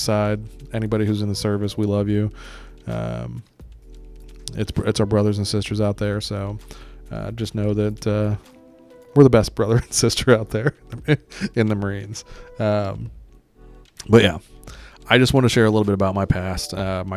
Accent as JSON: {"language": "English", "country": "Greece", "moved": "yes", "said": "I'm from Greece, got to see a lot of Europe as a kid."}